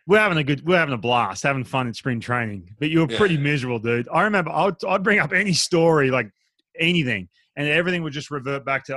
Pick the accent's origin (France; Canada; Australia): Australia; accent: Aussie; my accent went through the roof. Like my Aussie accent went through the roof